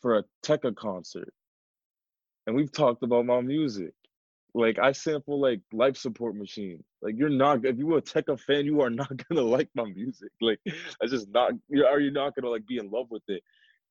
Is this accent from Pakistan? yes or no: yes; Pakistan; I'm not from India, I'm from Pakistan.